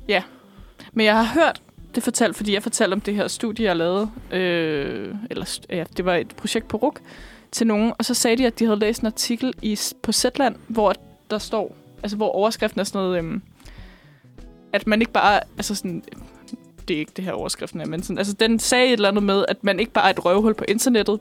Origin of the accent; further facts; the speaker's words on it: Bornholm, Capital Region of Denmark, Denmark; jeg er fra Bornholm